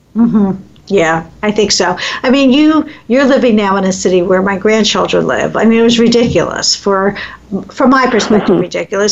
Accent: Philadelphia, Pennsylvania, United States; now in Midwest, United States; growing up in Philadelphia

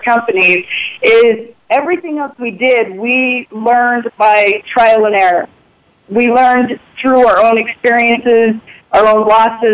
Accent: Utah, United States; also born or lived in New York; I'm from Utah

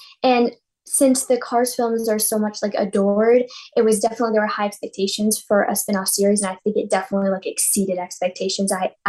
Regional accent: Boston, Massachusetts, United States; from Boston, Massachusetts, reporting for Kids First.

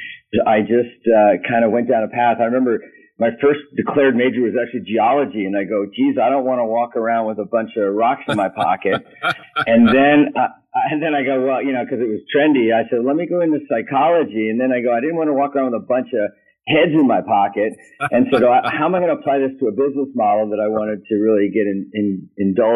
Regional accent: New York City, New York, United States; moved away as an adult; also born or lived in Dayton, Ohio; I was born in New York City down the Lower East Side

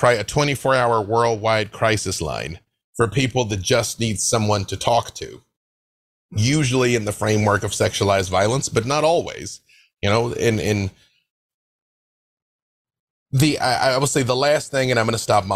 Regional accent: Little Rock, Arkansas, United States; I'm from Little Rock, Arkansas. We grew up on gospel music

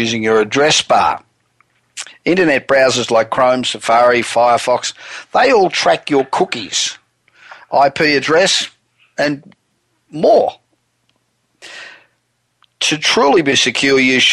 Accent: Los Angeles, California, United States; coming to you from my hometown of Los Angeles

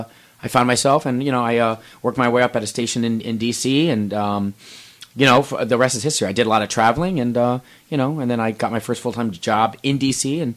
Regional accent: Alexandria, Virginia, United States; moved away as an adult; also born or lived in Chicago; now in Phoenix, United States; I'm originally from Virginia, outside of Washington, D.C., city named Alexandria, Virginia. I went to high school and college there, got my start there. And then spent a lot of time there, and then I traveled to Chicago, spent most of my career there, and then now I've been here in Phoenix for like, I'd say about going on 2 years.

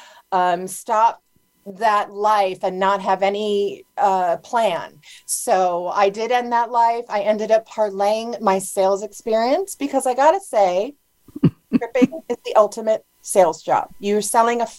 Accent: Honolulu, Hawaii, United States; I grew up in Honolulu, Hawaii

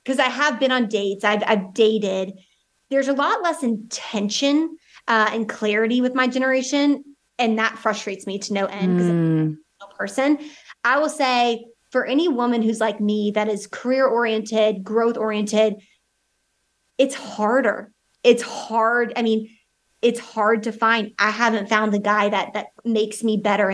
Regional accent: the South, United States; I'm from the South United States

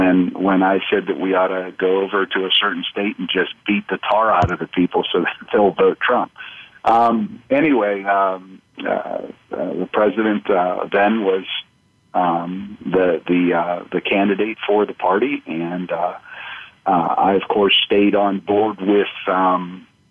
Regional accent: Pennsylvania, United States; where I grew up, which was the third largest county in Pennsylvania

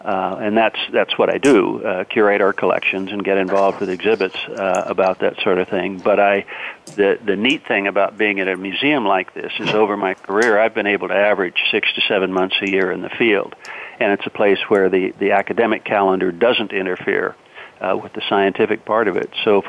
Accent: West Coast, United States; I'm from the West Coast, and grew up doing the scouting program

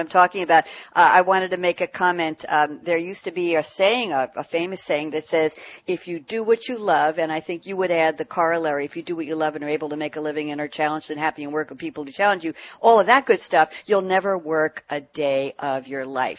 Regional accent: New York City, New York, United States; now in Long Island, United States; I grew up in Queens and I'm on Long Island.

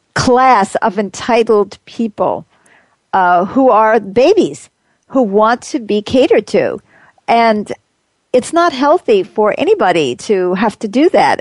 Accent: New York, United States; moved away; I grew up in New York, which was cold

